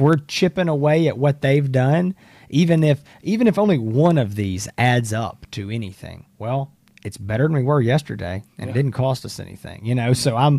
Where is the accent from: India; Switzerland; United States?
United States; the South; You know, as a Southerner, that's, you know